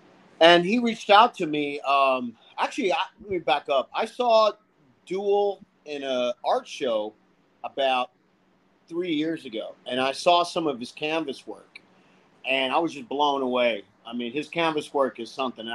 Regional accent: Austin, Texas, United States; growing up in Austin

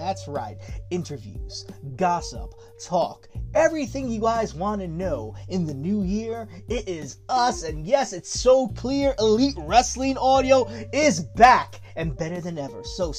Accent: New York City, New York, United States; we are two Boricuas from the Bronx

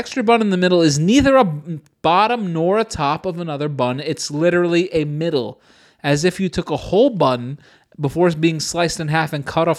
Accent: United States; As an American

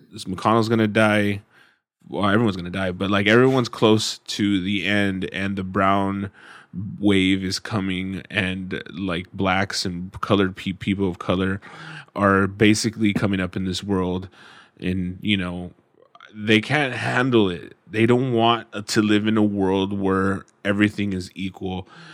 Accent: United States; being an American

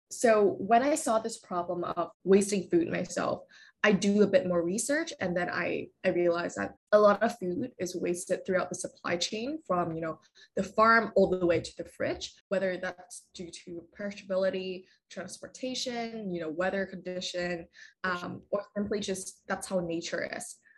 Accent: Vietnam; moved away as an adult; now in Vancouver, Canada; I am originally from Vietnam. So I grew up there and then I moved to uh, Vancouver when I was around like 18 for university

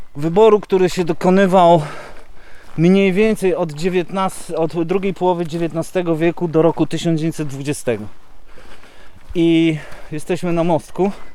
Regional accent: Poland; first language Polish; moved away as an adult; now in Kashubia, Poland; jestem przecież Polakiem, ja przede wszystkim jestem Polakiem, zawsze będę, z moimi korzeniami

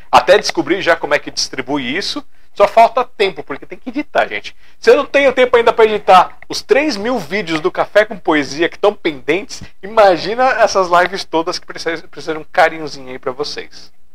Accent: São Paulo, Brazil; Sou aqui de São Paulo, capital.

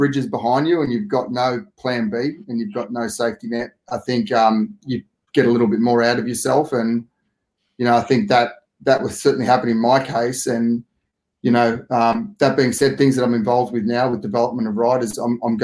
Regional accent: Australia; also born or lived in Italy; as an Aussie

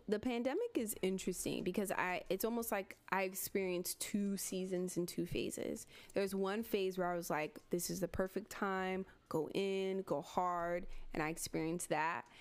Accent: Miami, Florida, United States; also born or lived in Gainesville; Like this is my home. Like this is where I'm from. From born and raised Miami

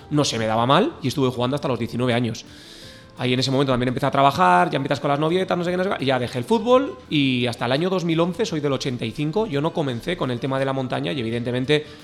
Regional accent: Barakaldo, Basque Country, Spain; now in Benasque Valley, Spain; nací en Baracaldo

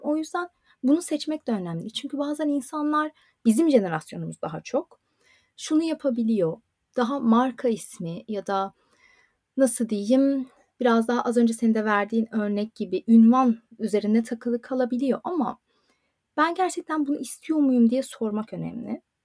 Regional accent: Turkey; first language Turkish; moved away as an adult; also born or lived in Istanbul; now in Dublin, Ireland; Türkçe bizim ana dilimiz

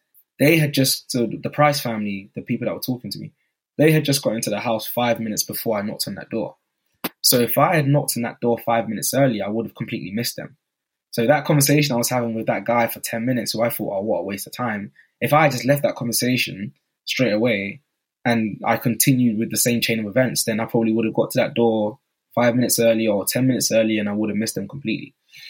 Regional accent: Newham, London, United Kingdom; I said, oh … I'm from Newham, and I just want to know what skills you have

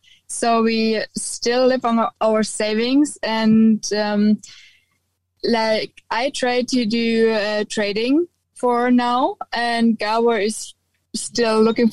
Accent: Germany; I'm just from Germany.

